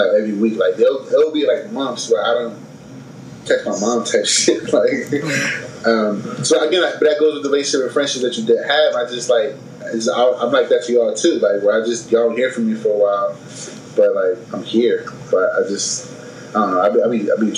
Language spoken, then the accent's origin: English; Philadelphia, Pennsylvania, United States; moved away as an adult; they know I'm from Philly. I read Philly wherever the fuck I go